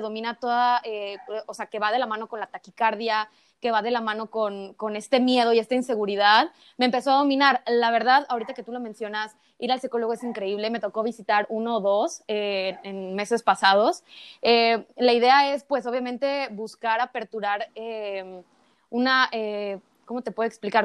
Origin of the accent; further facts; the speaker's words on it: Acapulco, Guerrero, Mexico; en el kinder, en Acapulco, porque yo soy de Acapulco